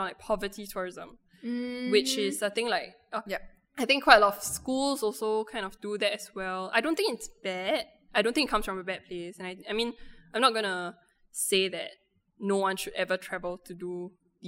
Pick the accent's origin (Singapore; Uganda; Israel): Singapore; as Singaporean girls